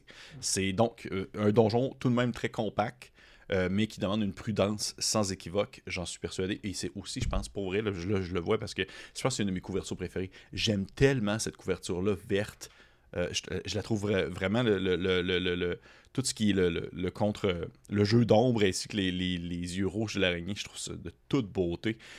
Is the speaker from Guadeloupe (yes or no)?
no; Quebec, Canada; accent: gros accent québécois; J'ai eu mon gros accent québécois